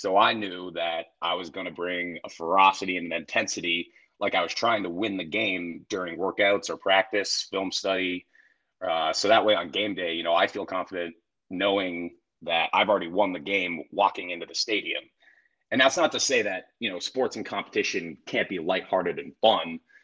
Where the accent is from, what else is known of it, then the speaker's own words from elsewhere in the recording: Oakwood, Ohio, United States; also born or lived in Canada; I grew up in Oakwood